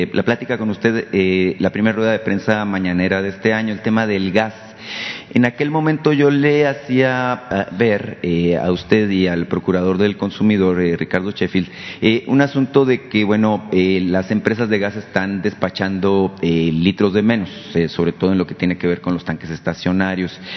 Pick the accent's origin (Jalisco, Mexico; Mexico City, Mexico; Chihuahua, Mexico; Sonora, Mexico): Sonora, Mexico; yo vengo de Sonora